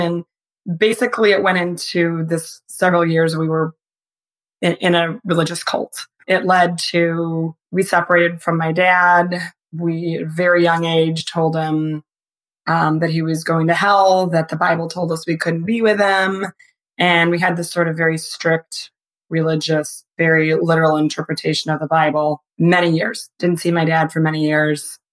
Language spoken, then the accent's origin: English; Michigan, United States; I grew up in Michigan